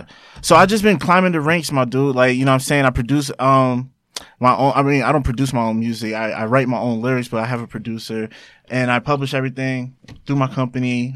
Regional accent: Roselle, New Jersey, United States; also born or lived in Elizabeth, New Jersey; I was born and raised in Jersey.

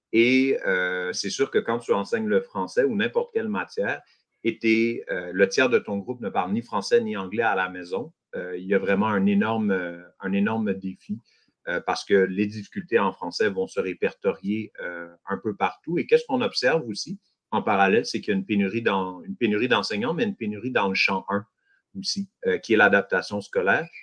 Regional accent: Montreal, Quebec, Canada; je suis de Montréal. Euh, je travaille à Montréal, je vis à Montréal

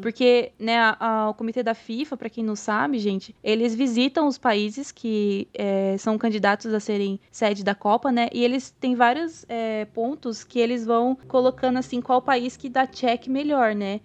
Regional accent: Itapetininga, São Paulo, Brazil; also born or lived in Santos; eu tava de volta pra Itapetininga, pro interior

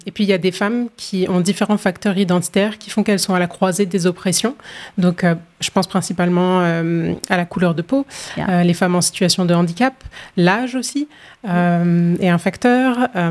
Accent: France; moved away as an adult; now in Halifax, Canada; je suis originaire de la France, puis je suis à Halifax depuis 2019

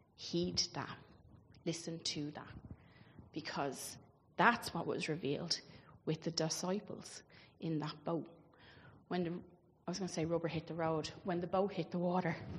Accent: Ireland; I grew up obviously in Catholic Ireland

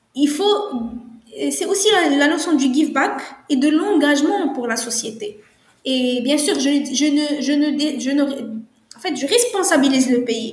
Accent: Morocco; moi je suis marocaine

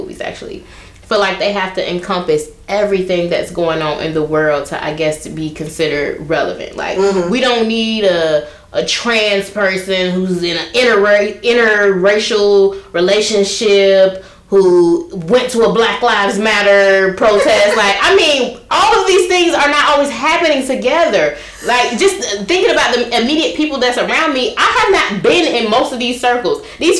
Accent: Chicago, Illinois, United States; I'm from Chicago

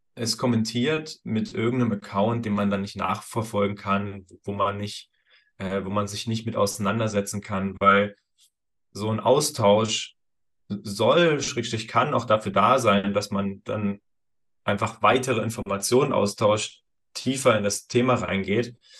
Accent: Thuringia, Germany; moved away; Ich komme ursprünglich aus Thüringen

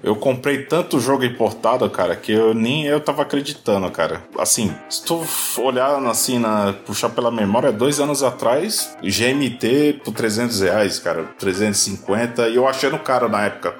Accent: Baixada Santista, São Paulo, Brazil; moved away as an adult; also born or lived in Divinópolis, Minas Gerais; eu consegui transferência pra minha terra natal, que é a Baixada Santista

